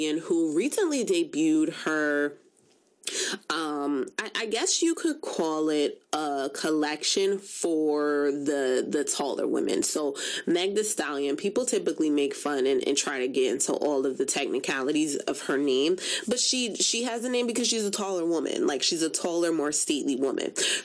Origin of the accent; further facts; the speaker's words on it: Jamaica; I am Jamaican